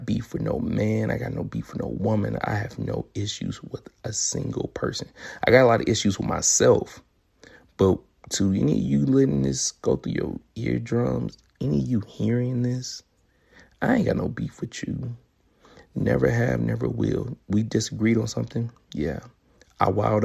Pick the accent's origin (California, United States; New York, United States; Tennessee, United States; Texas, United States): Tennessee, United States; Memphis; moved away; where I'm from, Memphis, Tennessee, to visit my family